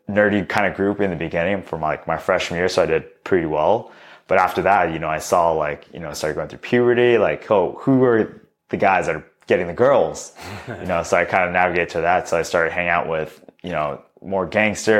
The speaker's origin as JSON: {"language": "English", "town": "Long Beach", "region": "California", "country": "United States", "tie": "born or raised there", "said": "I was born and raised in Long Beach, California, to two immigrated parents."}